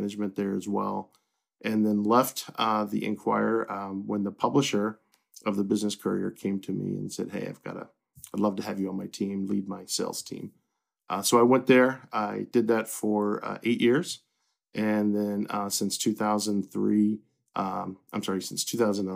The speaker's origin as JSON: {"language": "English", "region": "Central Kentucky", "country": "United States", "tie": "born or raised there", "also_born_or_lived": "Fort Thomas, Kentucky", "accent": "Southern", "moved": "as an adult", "said": "I grew up in Central Kentucky"}